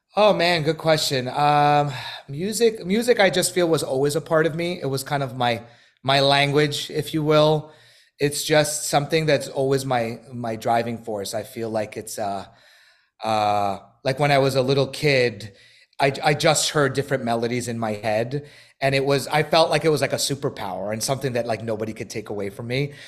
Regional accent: New York City, New York, United States; moved away as an adult; now in Los Angeles, United States; I'm from Brooklyn, New York, born and raised in Bay Ridge

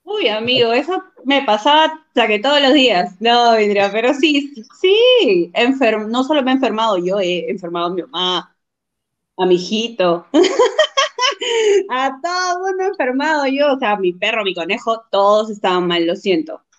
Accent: Huacho, Lima, Peru; also born or lived in Chiclayo, Peru; Vivo ah, en Guacho. Vivo desde los cinco años. O sea, tengo 23 años acá en Guacho.

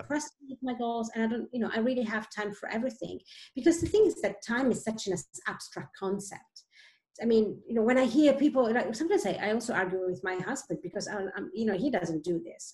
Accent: Italy; moved away as an adult; also born or lived in Switzerland; now in Sweden; I am originally from Italy, actually, and left Italy um, 16 years ago lived many years in Switzerland

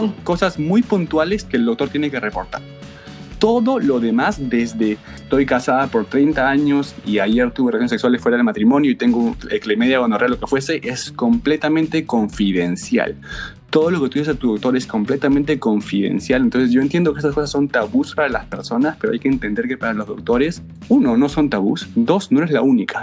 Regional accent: Peru; also born or lived in Los Angeles; now in New Haven, United States; soy ah, peruano como tú.

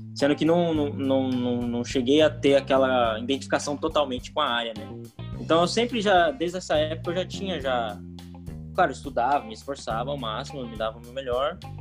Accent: Foz do Iguaçu, Paraná, Brazil; Eu nasci em Foz do Iguaçu, Paraná, resido aqui em Foz do Iguaçu, Paraná ainda

